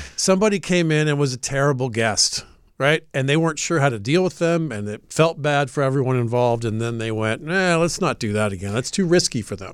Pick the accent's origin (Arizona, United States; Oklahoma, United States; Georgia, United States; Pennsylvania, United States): Georgia, United States; Atlanta; I'm from Atlanta